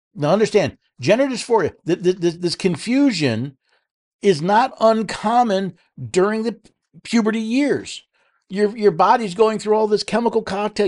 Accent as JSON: {"language": "English", "town": "New York City", "region": "New York", "country": "United States", "tie": "born or raised there", "moved": "yes", "said": "the state of New York, my old stomping grounds. I was born in New York City"}